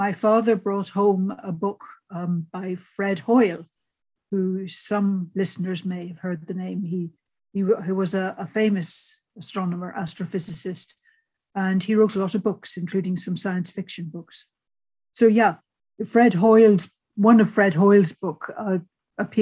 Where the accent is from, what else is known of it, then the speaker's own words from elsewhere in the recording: Lurgan, Northern Ireland, United Kingdom; moved away; I was born during the Second World War, lived near Lurgan, a couple of miles away out in the countryside. Family were farming the local land.